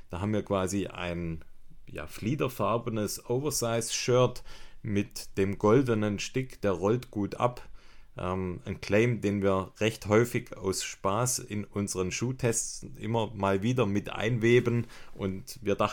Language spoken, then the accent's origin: German; Ergenzingen, Baden-Württemberg, Germany; das ist eine Hommage an meine Heimat, das Ergenzinger Ochsenbräu.